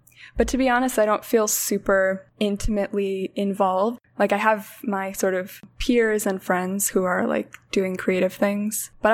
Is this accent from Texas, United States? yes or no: no; Minneapolis, Minnesota, United States; also born or lived in St. Paul, Minnesota; I grew up in Minneapolis